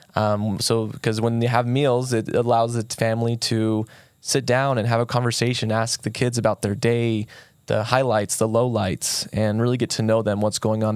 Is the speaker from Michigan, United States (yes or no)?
no; St. George, Utah, United States; I was born and raised here in Saint George